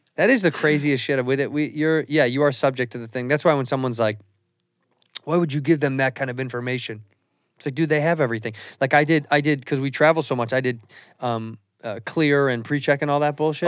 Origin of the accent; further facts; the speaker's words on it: Chicago, Illinois, United States; moved away as an adult; now in Los Angeles, United States; I'm from Chicago, and I moved to L A twenty years ago